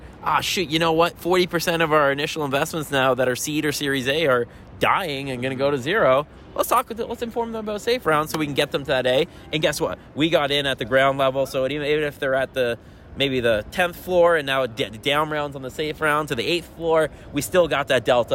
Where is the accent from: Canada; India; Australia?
Canada; Toronto, Ontario; I'm from Toronto